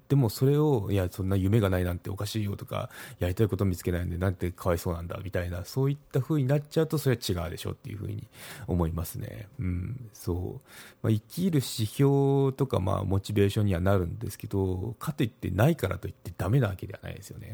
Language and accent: Japanese; Kagoshima, Japan; 私の地元鹿児島